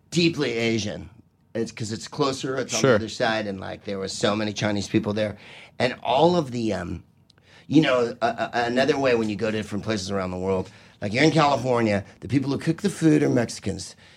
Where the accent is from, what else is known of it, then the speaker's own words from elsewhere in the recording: Bulgaria; Uh, I'm from uh, uh Bulgaria.